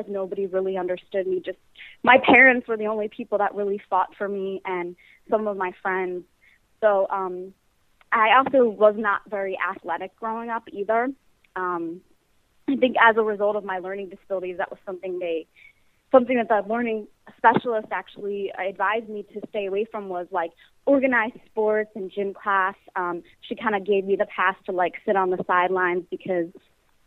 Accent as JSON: {"language": "English", "area": "Bucks County, outside Philadelphia", "region": "Pennsylvania", "country": "United States", "tie": "born or raised there", "also_born_or_lived": "New York City, United States", "moved": "as an adult", "lives_now": "Los Angeles, United States", "said": "I'm a Philly native, born and raised actually in the suburbs, about an hour outside of Philly, in Bucks County"}